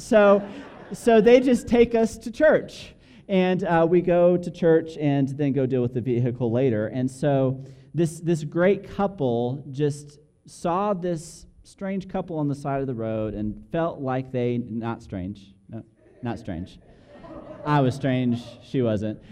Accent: Albuquerque, New Mexico, United States; moved away as an adult; now in Dallas, United States; we grew up here in Albuquerque, and now we've moved to Dallas

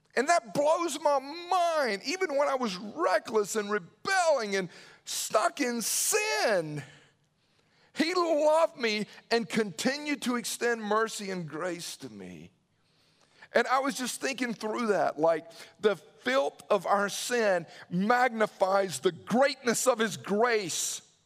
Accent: Newnan, Georgia, United States; I remember growing up in Noonan

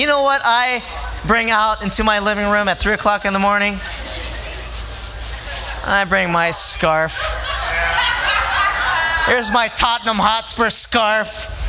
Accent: Philippines; I'm Filipino. And I show my love for things.

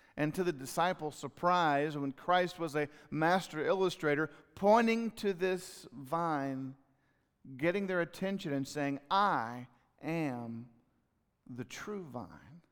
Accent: Fort Worth, Texas, United States; also born or lived in Leesburg, Florida; I'm from Leesburg, Florida, but I grew up in Fort Worth

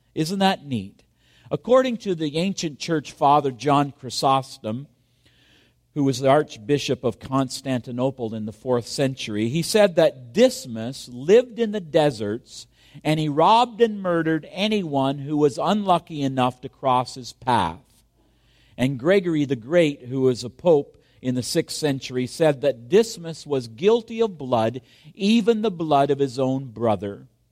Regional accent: Kingston, Ontario, Canada; my hometown of Kingston, Ontario

